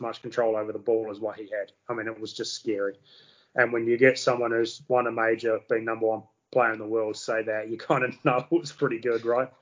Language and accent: English; New Zealand